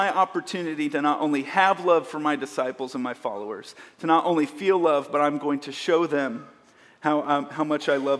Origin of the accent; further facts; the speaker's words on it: Kansas City, Missouri, United States; I grew up in the Midwest, mostly here in Kansas City